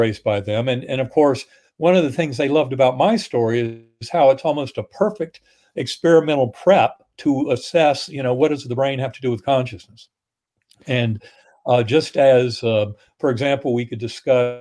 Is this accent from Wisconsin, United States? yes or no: no; North Carolina, United States; Methodist church growing up in North Carolina